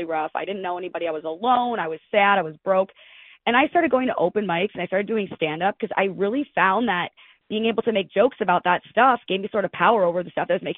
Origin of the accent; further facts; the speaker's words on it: Detroit, Michigan, United States; moved away; also born or lived in Hillsdale, Michigan; I'm from the Detroit area